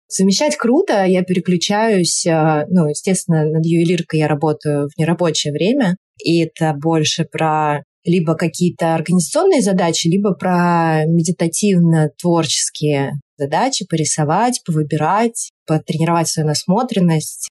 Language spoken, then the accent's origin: Russian; Saint Petersburg, Russia; moved away as an adult; now in Thailand; я петербурженка в эмиграции, живу сейчас в Таиланде